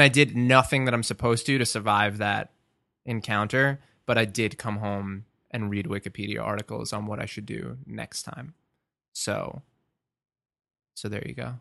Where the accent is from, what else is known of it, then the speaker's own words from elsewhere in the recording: Merrick, New York, United States; also born or lived in Long Beach, New York; I'm originally from Merrick, but I lived in Long Beach for the past, like, three years